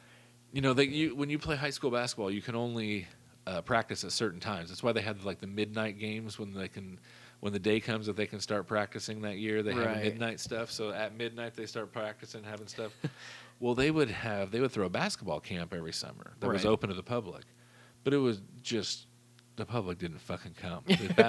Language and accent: English; hometown near Teutopolis, Illinois, United States; There's a little town outside of my hometown, I'll just say it's called Teutopolis or T-Town, and they're a tiny town